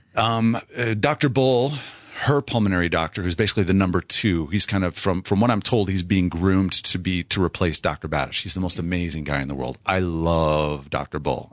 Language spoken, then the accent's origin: English; South Central Wisconsin, United States; moved away; I grew up in Wisconsin, South Central Wisconsin, and, uh, just thirty miles straight north of Madison